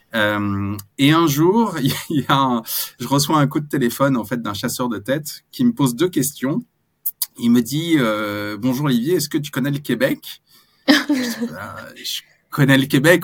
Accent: France; on est français

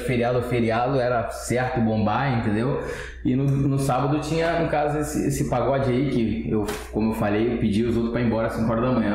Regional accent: Rio de Janeiro, Brazil; also born or lived in Cordovil / Vila da Penha; Nasci e criado na Pavuna, 19 anos eu saí de lá

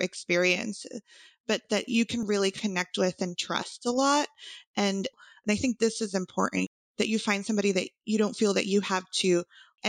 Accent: El Salvador; first language Spanish; English is a second language; now in Austin, United States; I did grow up in El Salvador with my family.

